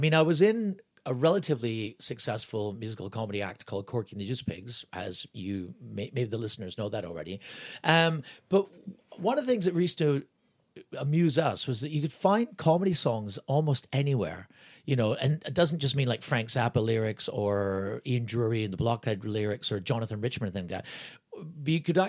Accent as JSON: {"language": "English", "country": "Canada", "tie": "born or raised there", "moved": "yes", "said": "I was raised in Canada"}